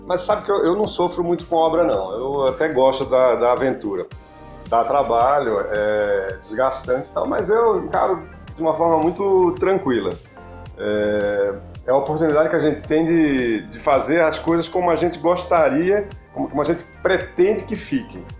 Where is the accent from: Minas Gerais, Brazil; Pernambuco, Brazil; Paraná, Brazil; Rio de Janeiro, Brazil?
Pernambuco, Brazil; Recife; moved away as an adult; also born or lived in Brasília; now in São Paulo, Brazil; eu sou pernambucano e de Recife